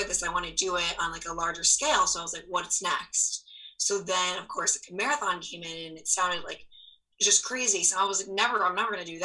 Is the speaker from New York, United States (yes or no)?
yes; New York, United States; moved away as an adult; now in Detroit, United States; I'm originally from New York